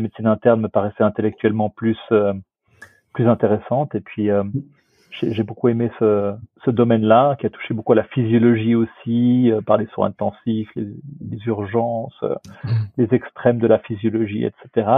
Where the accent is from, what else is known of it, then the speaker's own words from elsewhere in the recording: Switzerland; je suis suisse quelque part